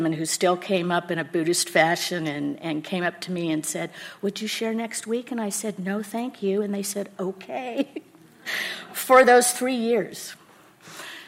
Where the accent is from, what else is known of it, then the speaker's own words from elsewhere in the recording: El Cerrito, California, United States; also born or lived in Martinez, California; I was scooped up out of foster care in the city of El Cerrito